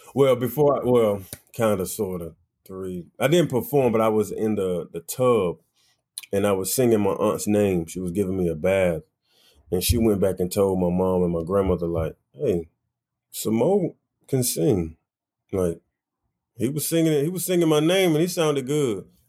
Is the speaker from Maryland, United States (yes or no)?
no; Wilson, North Carolina, United States; now in New York, United States; I definitely grew up um, in Wilson, North Carolina